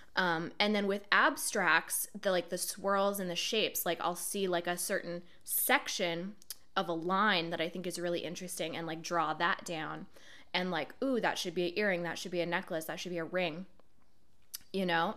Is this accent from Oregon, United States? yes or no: yes; Portland, Oregon, United States; moved away as an adult; now in Brooklyn, United States; I decided to move from my hometown, Portland, Oregon, to where I live now, Brooklyn, New York